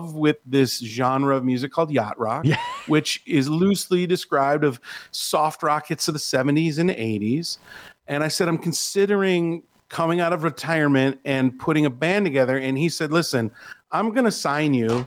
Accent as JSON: {"language": "English", "town": "Milwaukee", "region": "Wisconsin", "country": "United States", "tie": "born or raised there", "moved": "as an adult", "lives_now": "Las Vegas, United States", "said": "my hometown of Milwaukee, Wisconsin"}